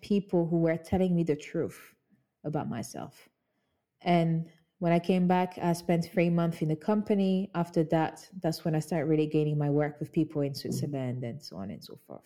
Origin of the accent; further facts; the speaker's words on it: Kinshasa, DR Congo; now in London, United Kingdom; That's where I grew up. I'm from Congo Kinshasa. I grew up in Kinshasa